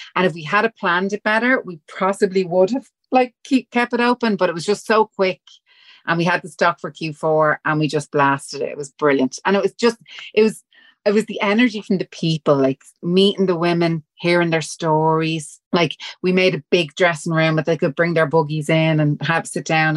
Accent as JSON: {"language": "English", "town": "Dublin", "region": "Leinster", "country": "Ireland", "accent": "Dublin", "said": "We're Irish. We're from Walkinstown."}